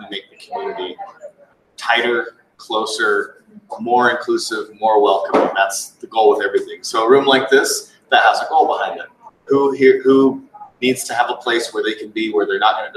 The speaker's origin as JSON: {"language": "English", "country": "Australia", "said": "I'm an Aussie. I traveled all the way from Australia"}